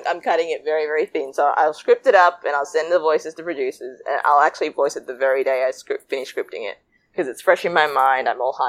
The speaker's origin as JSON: {"language": "English", "country": "Sri Lanka", "tie": "born or raised there", "moved": "yes", "lives_now": "Australia", "said": "a curry chubby girl growing up in Sri Lanka. Growing up in Australia, moving from Sri Lanka."}